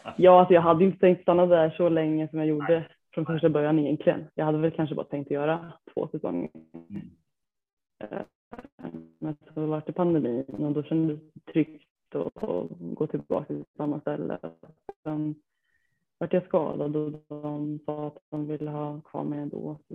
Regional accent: Degerfors, Örebro County, Sweden; jag kommer från eh, Degerfors, eh, är 27 år gammal

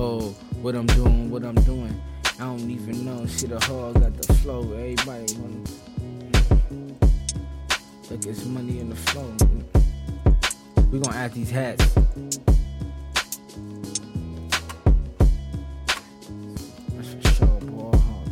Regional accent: Los Angeles, California, United States; I'm from the West Coast. I'm from L.A.

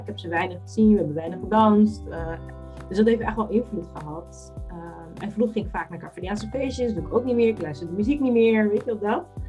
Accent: Netherlands; ik heb Capverdis roots, maar ik ben in Nederland geboren

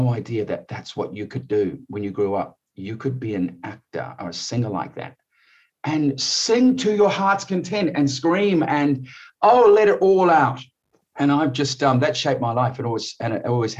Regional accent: New Zealand; moved away as an adult; also born or lived in Malawi / Geneva, Switzerland / Australia; I grew up in New Zealand as a young kid and went to Australia to live when I was 22 years old.

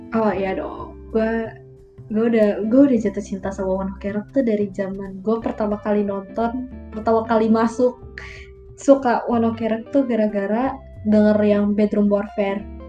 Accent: Indonesia; kita besar di Indonesia

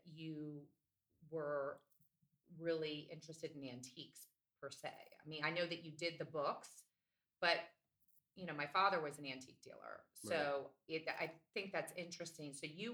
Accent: Northeast, United States; now in Atlanta, United States; growing up in the Northeast, my parents had a lot of books in the house

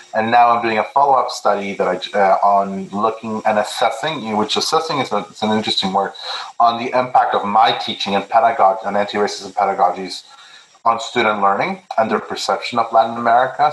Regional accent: Milton, Ontario, Canada; also born or lived in Peru; now in Hamilton, Canada; I grew up in Milton when it was a very small town

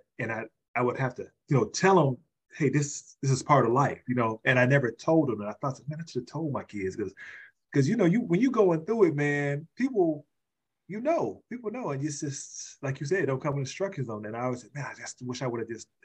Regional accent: Chicago, Illinois, United States; I was born in Chicago

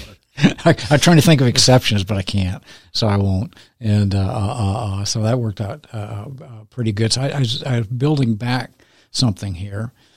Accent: San Diego, California, United States; moved away; I'm from San Diego initially.

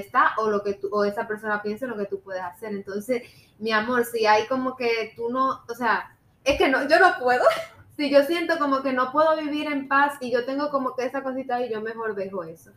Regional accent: Cuba; moved away as an adult; now in United States; yo soy cubana

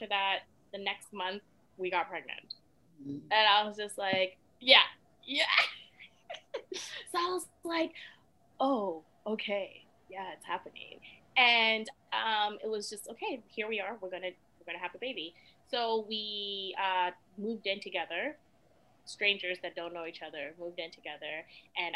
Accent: Sierra Leone; now in Canada; I was born in Sierra Leone, fled during the war, like all that, you know, sad stuff and whatnot, and then came to Canada as a refugee

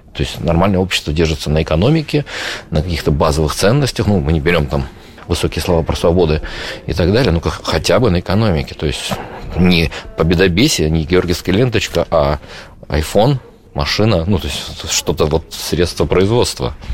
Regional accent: Saint Petersburg, Russia; moved away as an adult; мы просто из Питера

